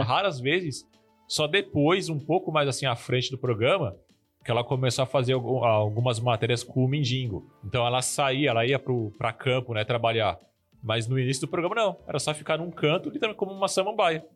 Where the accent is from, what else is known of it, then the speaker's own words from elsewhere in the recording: São Paulo, Brazil; now in Sergipe, Brazil; nós estamos em Sergipe, mas eu era de São Paulo, eu sou original de São Paulo